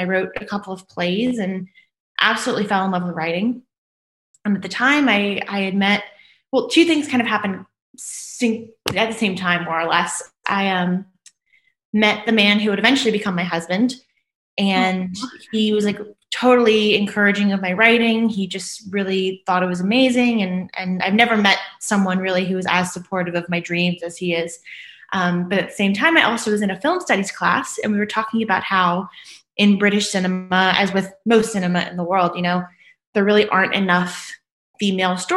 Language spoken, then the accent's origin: English; New Orleans, Louisiana, United States; moved away; I'm from New Orleans, Louisiana originally, but I kind of travel a little bit all over the world now